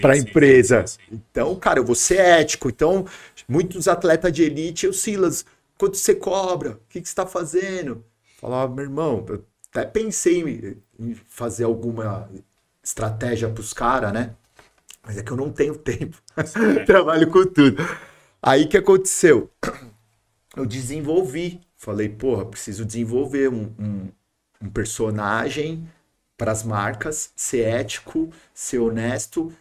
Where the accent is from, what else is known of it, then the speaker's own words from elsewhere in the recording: Santo André, São Paulo, Brazil; eu nasci na Palmares aqui, em Santo André uhum. ali, São Caetano, nasci, mas ali na Palmares.